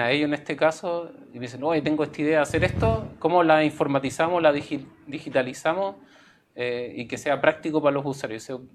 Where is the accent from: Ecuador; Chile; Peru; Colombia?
Chile; como cultura chilena